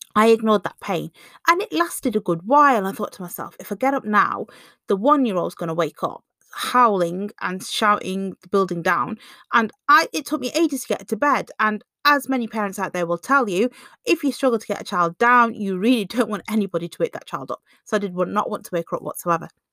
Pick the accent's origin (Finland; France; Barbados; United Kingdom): United Kingdom; England; being born and bred in England